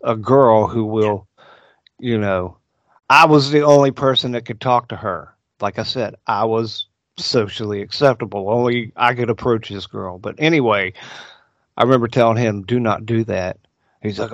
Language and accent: English; Guyandotte, West Virginia, United States; where I was raised, Guyandot